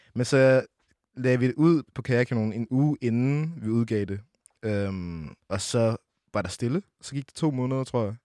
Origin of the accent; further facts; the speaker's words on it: Brønderslev, North Denmark Region, Denmark; Jeg kommer oprindeligt fra Brønderslev, 2700